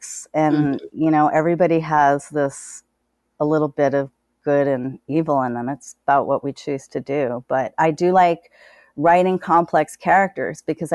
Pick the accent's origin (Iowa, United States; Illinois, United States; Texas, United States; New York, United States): New York, United States; New York City; I grew up poor in Brooklyn